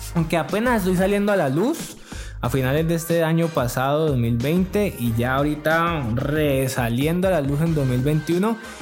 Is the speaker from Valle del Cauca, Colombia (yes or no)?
yes; Yumbo, Valle del Cauca, Colombia; Jumbo, que de donde yo soy y donde yo vivo y me he desarrollado.